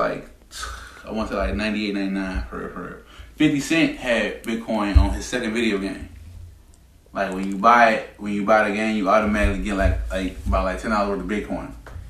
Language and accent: English; United States; we're American